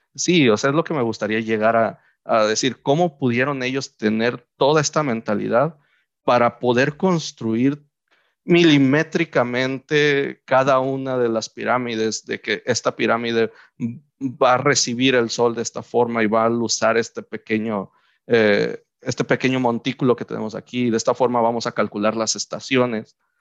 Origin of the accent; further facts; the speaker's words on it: Mexico; nosotros como mexicanos